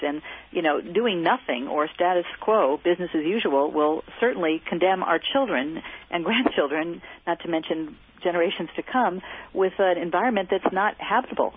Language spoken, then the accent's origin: English; Bay Area, California, United States; I grew up in the Bay Area